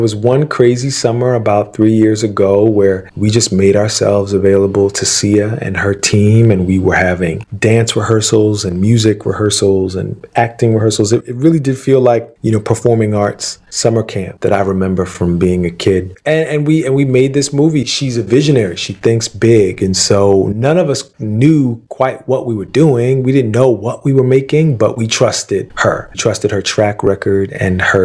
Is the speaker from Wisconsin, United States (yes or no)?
no; Philadelphia, Pennsylvania, United States; I grew up in Philadelphia